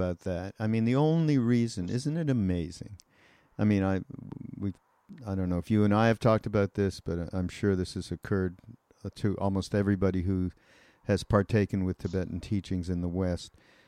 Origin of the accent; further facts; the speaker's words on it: Canada; I'm from Canada.